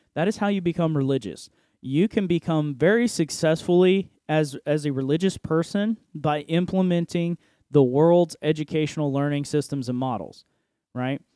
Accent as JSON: {"language": "English", "country": "United States", "said": "I am an American citizen"}